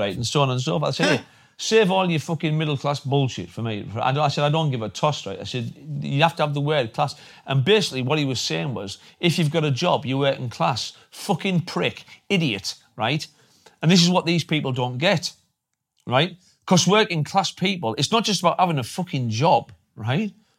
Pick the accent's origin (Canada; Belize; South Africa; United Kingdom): United Kingdom; Redcar, North East England; my home town in Redcar